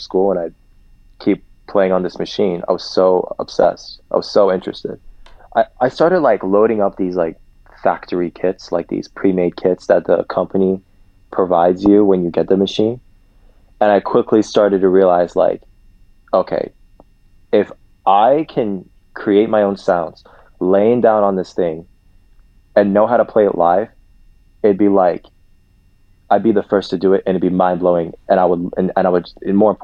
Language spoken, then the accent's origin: English; Columbus, Ohio, United States; also born or lived in Dallas, Texas; I was born in Dallas. I grew up in Columbus.